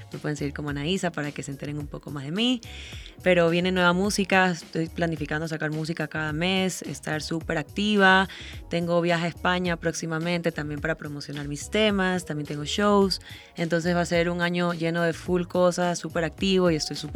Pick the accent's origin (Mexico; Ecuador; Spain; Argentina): Ecuador; also born or lived in Italy; Es que mi mamá es árabe, es de Líbano, y mi papá es italiano, pero yo nací en Ecuador. Yo soy súper latina